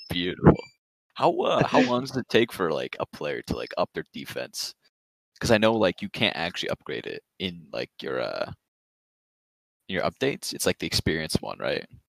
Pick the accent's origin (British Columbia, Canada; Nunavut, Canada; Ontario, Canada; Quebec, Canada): Ontario, Canada; Toronto; I'm from Toronto